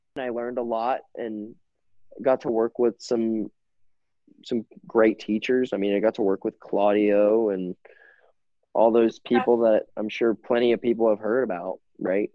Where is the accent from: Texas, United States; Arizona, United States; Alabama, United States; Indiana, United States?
Texas, United States; Houston; I grew up in Houston. So I lived in Houston. I grew up in Houston